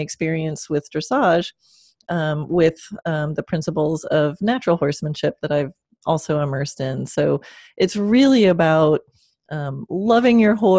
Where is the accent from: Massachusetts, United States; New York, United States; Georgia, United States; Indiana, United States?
New York, United States; Long Island; moved away as an adult; also born or lived in Kansas; now in Florida, United States; I was born in Kansas, but grew up on Long Island since I was four and didn't come to Florida till 2003.